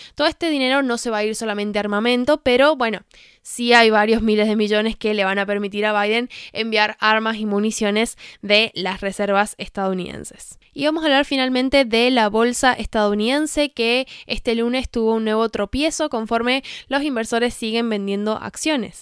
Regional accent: Argentina; lo digo como argentina. Acá en Argentina

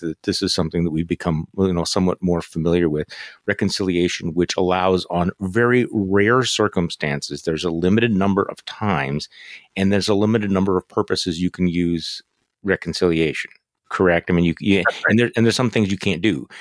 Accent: Wisconsin, United States; I'm from Wisconsin

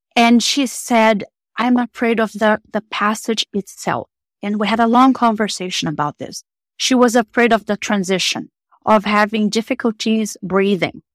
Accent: Brazil; moved away as an adult; I am originally from Brazil

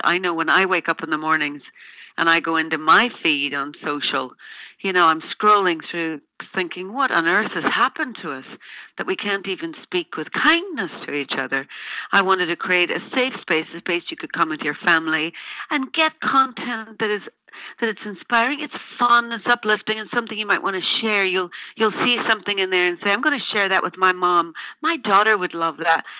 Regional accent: Ireland; I'm an Irish woman

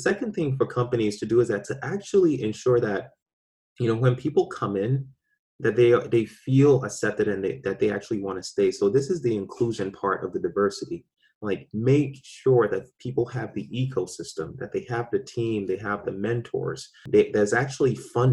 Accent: Ghana; now in Boston, United States; I was born in Ghana.

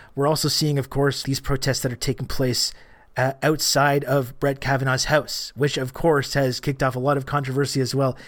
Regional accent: Canada; I'm Canadian

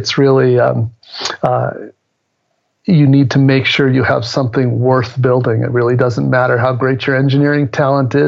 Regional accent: San Francisco, California, United States; I'm from the Bay Area, San Francisco area.

